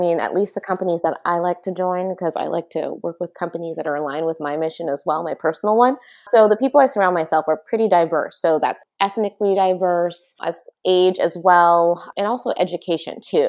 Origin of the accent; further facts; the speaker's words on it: San Luis Obispo, California, United States; moved away as an adult; now in Bay Area, United States; I'm originally from San Luis Obispo